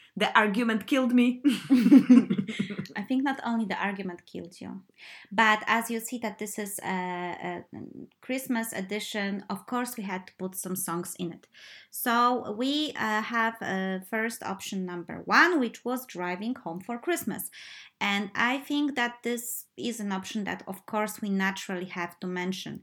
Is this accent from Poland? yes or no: yes; Poland; moved away as an adult; my uh, first life when I was a kid and teenager in Poland